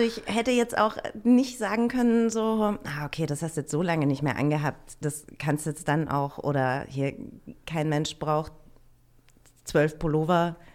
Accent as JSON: {"language": "German", "region": "northern Bavaria", "country": "Germany", "tie": "born or raised there", "moved": "yes", "lives_now": "Berlin, Germany", "said": "ich bin im Norden von Bayern aufgewachsen und habe im Süden gewohnt"}